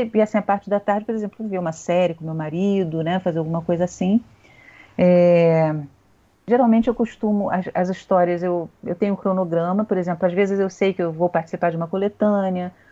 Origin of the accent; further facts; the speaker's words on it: Rio de Janeiro, Brazil; now in Niterói, Brazil; Não morava no Rio, sou carioca.